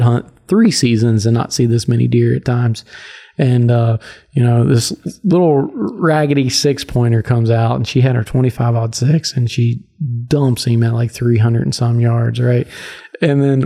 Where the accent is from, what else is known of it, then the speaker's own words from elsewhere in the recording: Virginia, United States; growing up in Virginia, hunting public land